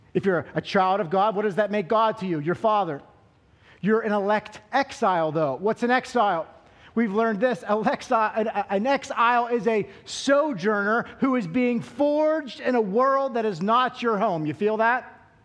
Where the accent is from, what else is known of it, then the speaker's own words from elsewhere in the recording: Altoona, Pennsylvania, United States; I'm from Western Pennsylvania, uh, the sticks. Now, I'm not just from Altoona, like I'm, I'm from like the outskirts of Altoona